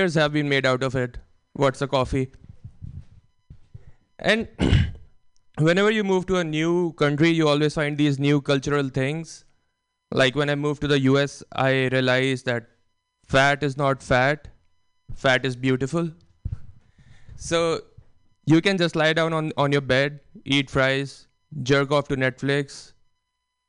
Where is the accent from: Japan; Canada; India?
India; English is a second language; moved away as an adult; now in United States; I'm from India